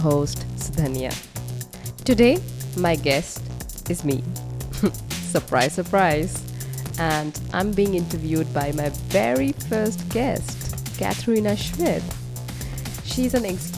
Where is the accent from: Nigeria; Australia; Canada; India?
India; West Bengal; moved away as an adult; now in Netherlands; born and brought up in India and in the east of India in Bengal, and now living in the Netherlands